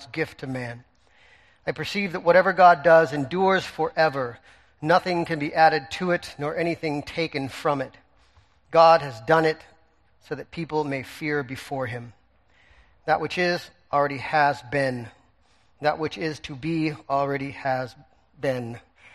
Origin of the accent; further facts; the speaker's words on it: United States; as Americans